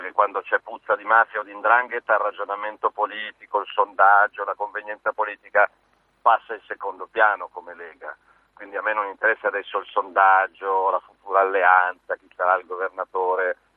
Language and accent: Italian; Milan, Lombardy, Italy; milanese da lombardo per la mia città e per la mia terra